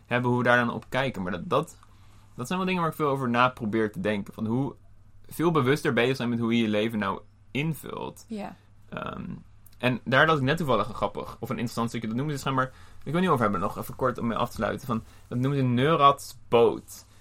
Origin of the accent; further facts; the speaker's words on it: Netherlands; als Nederlanders